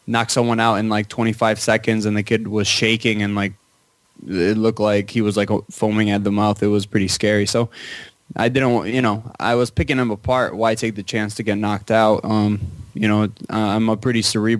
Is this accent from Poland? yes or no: yes; Poland; I was born in Poland